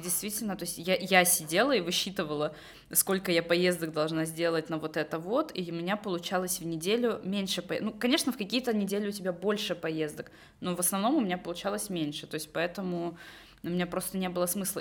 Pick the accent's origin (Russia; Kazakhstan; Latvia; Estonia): Estonia; moved away as an adult; also born or lived in London; я из Эстонии